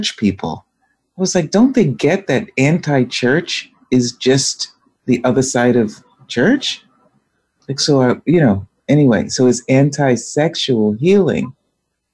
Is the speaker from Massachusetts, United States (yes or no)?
yes; Boston, Massachusetts, United States; moved away; I'm from Boston